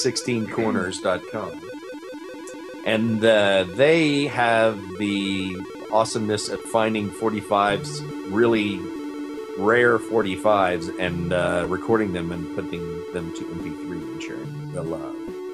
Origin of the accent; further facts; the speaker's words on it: Lafayette, Louisiana, United States; that is a band from Lafayette, Louisiana, my hometown.